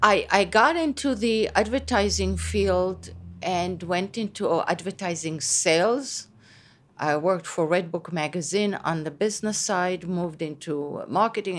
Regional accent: Israel; first language Hebrew; English is a second language; moved away as an adult; now in Long Island, United States; growing up in Israel

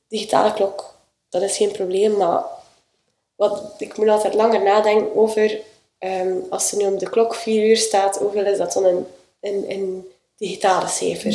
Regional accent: Sleidinge, Flanders, Belgium; ik ben eh, opgegroeid in Sleidingen op de boerderij van mijn ouders.

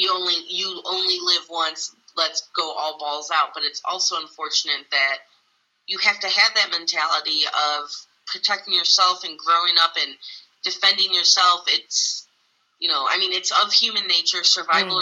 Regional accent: DuPage County, Illinois, United States; I grew up in the DuPage County area

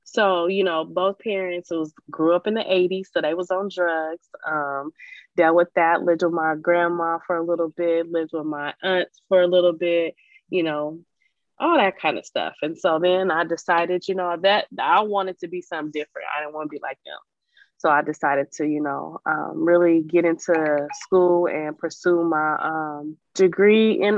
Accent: Portland, Oregon, United States; I was born and raised in Portland, Oregon

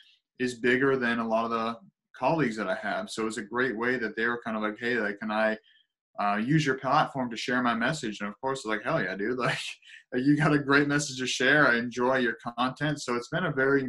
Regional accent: South Shore of Boston, Massachusetts, United States; So I'm south of Boston, about 18 miles south. So it's South Shore of Boston

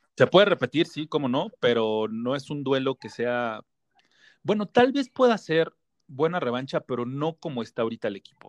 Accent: Mexico; como mexicano, como compatriota

